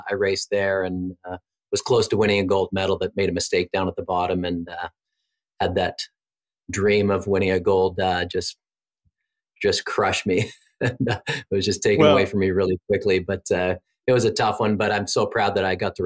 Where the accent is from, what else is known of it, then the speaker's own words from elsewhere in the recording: Aurora, Ontario, Canada; We grew up in Aurora